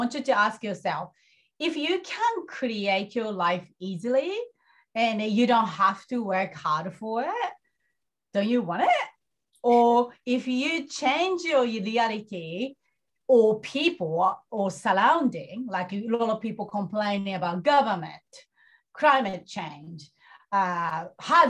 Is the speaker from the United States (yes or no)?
no; Japan; moved away; I'm coming from Japan